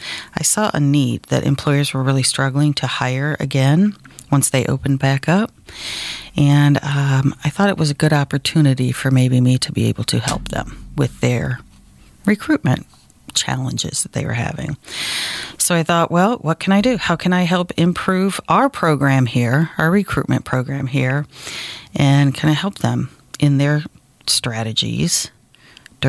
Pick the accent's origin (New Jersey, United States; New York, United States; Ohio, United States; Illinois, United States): Ohio, United States; moved away as an adult; now in Sandhills, North Carolina, United States; I am originally from Ohio and moved to the Sand